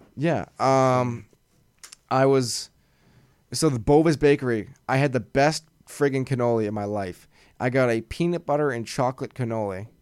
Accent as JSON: {"language": "English", "region": "Massachusetts", "country": "United States", "said": "we're from Massachusetts, and we live about probably forty-five minutes to an hour away from Boston"}